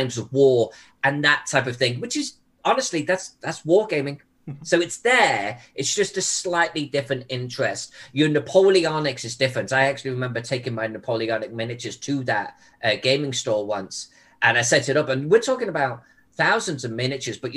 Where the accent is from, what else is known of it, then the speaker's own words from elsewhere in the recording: England, United Kingdom; moved away as an adult; also born or lived in Louisiana; now in United States; I came from England back in the blue